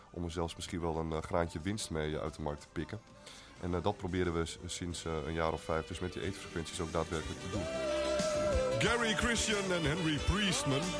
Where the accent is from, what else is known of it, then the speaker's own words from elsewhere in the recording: Steenwijk, Overijssel, Netherlands; Eh, ik kom uit Steenwijk en daar is net de herindeling.